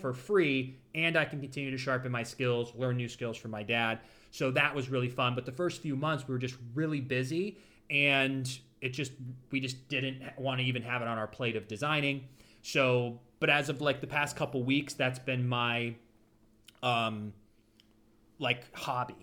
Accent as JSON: {"language": "English", "town": "Ashtabula", "region": "Ohio", "country": "United States", "tie": "born or raised there", "also_born_or_lived": "Los Angeles", "moved": "yes", "lives_now": "Florida, United States", "said": "my hometown, Ashtabula"}